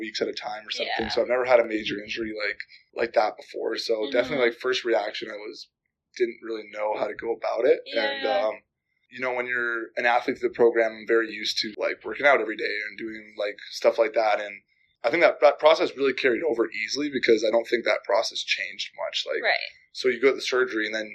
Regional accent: Calgary, Alberta, Canada; moved away; I'm from Calgary, so even when I was growing up, Calgary was always kind of like big.

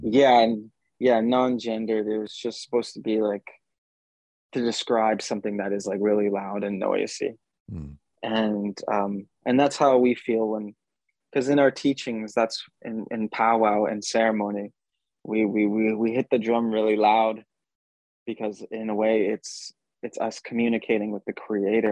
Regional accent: Brokenhead Ojibway Nation, Manitoba, Canada; me growing up on Broken Head Ojibwe Nation with with my dad

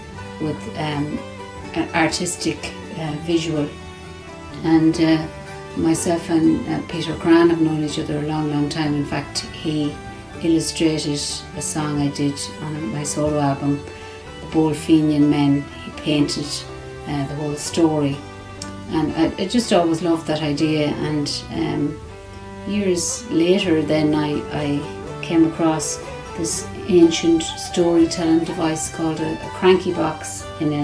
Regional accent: County Roscommon, Connacht, Ireland; I grew up in County Roscommon

